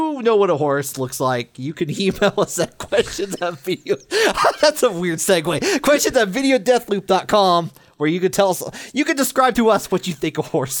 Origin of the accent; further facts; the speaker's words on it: Midwest, United States; But I'm from the mid part of the Midwest.